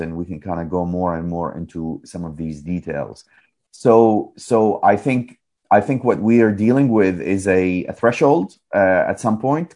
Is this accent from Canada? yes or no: no; Iraq; moved away; I grew up in in Iraq in the uh, 70s, 80s, and the 90s